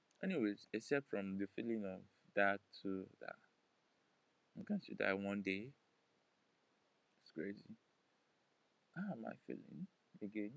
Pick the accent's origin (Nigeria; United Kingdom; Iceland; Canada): Nigeria; I'm a Nigerian